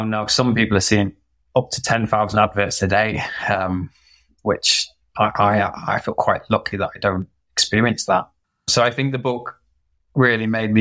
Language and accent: English; Peak District, East Midlands, United Kingdom; moved away as an adult; now in France; growing up in the Peak District